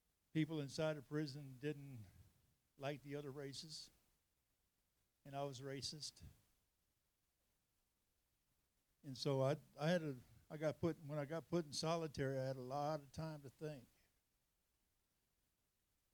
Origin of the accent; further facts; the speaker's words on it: California, United States; moved away as an adult; now in Texas, United States; I'm from California